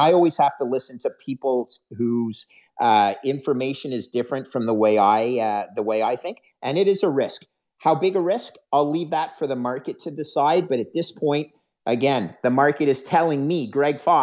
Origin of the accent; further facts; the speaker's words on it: Canada; a Canadian who's, fifth generation Canadian